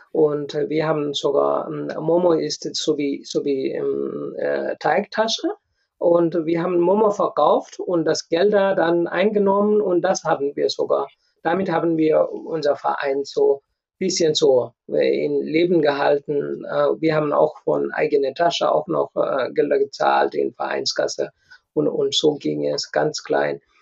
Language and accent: German; Nepal; German is a second language; moved away as an adult; also born or lived in India / Hannover, Germany; now in Germany; ich komme aus Nepal, ich habe in Indien studiert, ich habe in Nepal gearbeitet und dann äh, habe ich Berufserfahrung gesammelt und dann kam ich nach Deutschland. Äh, ich konnte kein Deutsch, ich habe Deutsch hier gelernt.